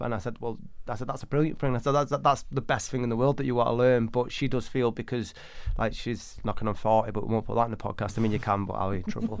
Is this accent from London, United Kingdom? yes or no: no; Manchester, North West England, United Kingdom; I grew up in 1980s Manchester